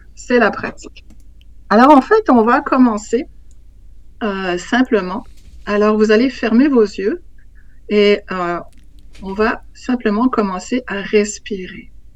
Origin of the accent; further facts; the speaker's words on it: Switzerland; moved away as an adult; also born or lived in Africa; now in Quebec, Canada; je suis née en Afrique de parents suisses qui travaillaient là-bas. Et en, fait, je suis revenue en Suisse j'avais quatre mois.